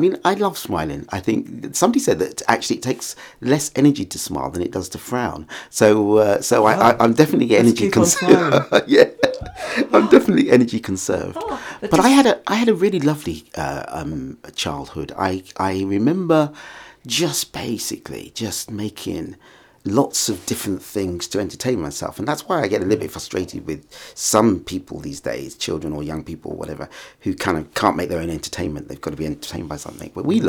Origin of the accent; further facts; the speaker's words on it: St Albans, East of England, United Kingdom; I was born in St Albans, actually. So oh, I was brought up here in just in this town. And I'm a child of a Caribbean family, and I'm the 11th child.